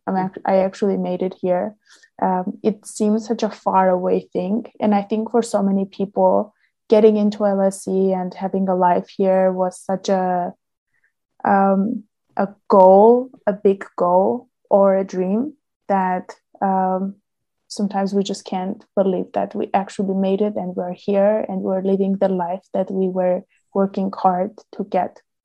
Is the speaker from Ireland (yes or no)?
no; Armenia; moved away as an adult; now in London, United Kingdom; back home, uh, I'm from Armenia